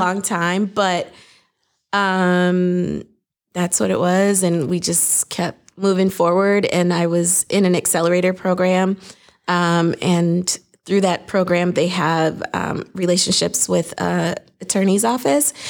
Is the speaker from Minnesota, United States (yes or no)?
yes; Saint Paul, Minnesota, United States; I grew up in Saint Paul, Minnesota